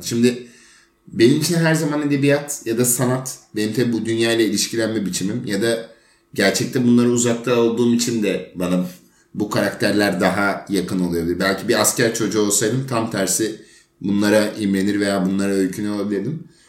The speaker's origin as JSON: {"language": "Turkish", "country": "Turkey", "tie": "born or raised there", "said": "burada doğduğumuz için"}